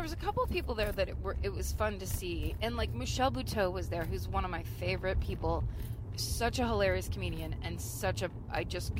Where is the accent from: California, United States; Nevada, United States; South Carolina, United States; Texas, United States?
California, United States; I'm from California.